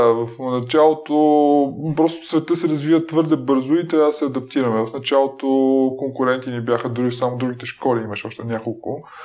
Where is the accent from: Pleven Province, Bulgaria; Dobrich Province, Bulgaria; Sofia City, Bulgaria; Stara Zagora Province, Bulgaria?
Dobrich Province, Bulgaria; Dobrich; аз съм роден в Добрич